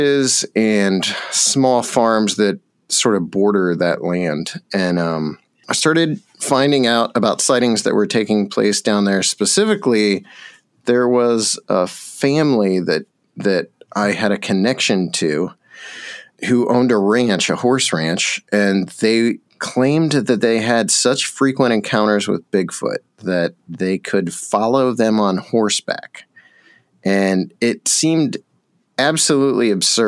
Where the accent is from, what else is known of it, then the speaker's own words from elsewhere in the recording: Bolivar, Ohio, United States; the small town I grew up in Northeast Ohio, which is called Bolivar